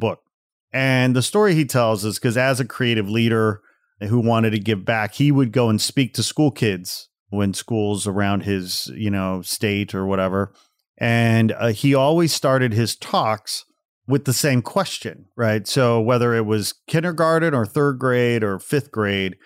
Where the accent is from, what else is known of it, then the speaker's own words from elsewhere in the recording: outside Chicago, Illinois, United States; I grew up outside Chicago